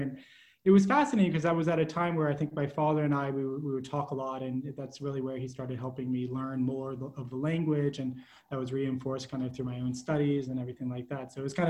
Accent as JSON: {"language": "English", "town": "New Orleans", "region": "Louisiana", "country": "United States", "tie": "born or raised there", "said": "I grew up in New Orleans. So I kind of, all of my family's based down there, kind of grew up during my formative years there. And so I grew up a little bit in a family definitely influenced kind of by the French language."}